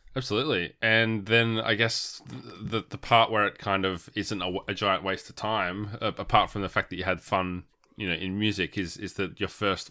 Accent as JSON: {"language": "English", "town": "Warrnambool", "region": "Victoria", "country": "Australia", "tie": "born or raised there", "also_born_or_lived": "Geelong", "said": "growing up in Warrnambool"}